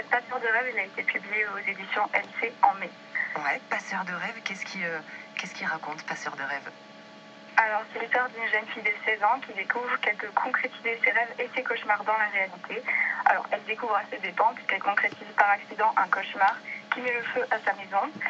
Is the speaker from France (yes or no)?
yes; Lagos, Nouvelle-Aquitaine, France; moved away; j'ai grandi à Lagos à côté de Bordère.